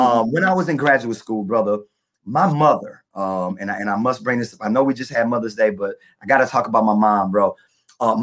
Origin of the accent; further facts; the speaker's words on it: Hammond, Louisiana, United States; moved away as an adult; also born or lived in Brooklyn, New York; now in New York, United States; I am a country boy at heart, man. I am from Hammond, Louisiana